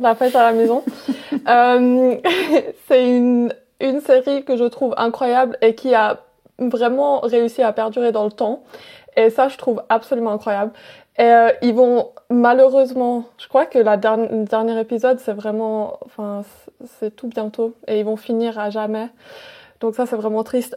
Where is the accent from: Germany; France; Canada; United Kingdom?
United Kingdom; Wales; moved away; de là où j'ai grandi mes premières années et puis et ça m'a énormément marqué et j'aime trop. C'est au Pays de Galles